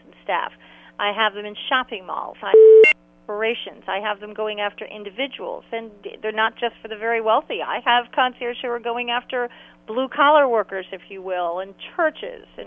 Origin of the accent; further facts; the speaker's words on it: New York City, New York, United States; now in North Carolina, United States; I grew up in New York City